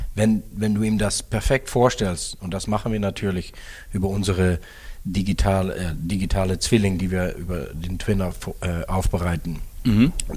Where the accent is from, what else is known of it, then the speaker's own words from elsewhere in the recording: Netherlands; moved away as an adult; now in Germany; gebürtige Niederländer